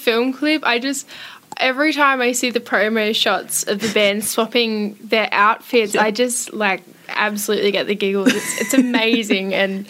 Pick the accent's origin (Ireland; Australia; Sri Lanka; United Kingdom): Australia; Warrnambool, Victoria; I'm from Warrnambool, yep. Which is a regional town in Victoria